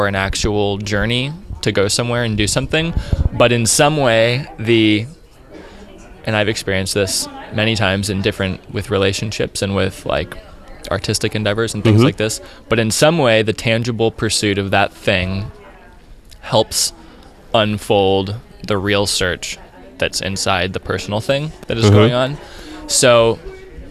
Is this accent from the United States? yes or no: yes; Annapolis, Maryland, United States; now in Vancouver, Canada; where I grew up in Annapolis, Maryland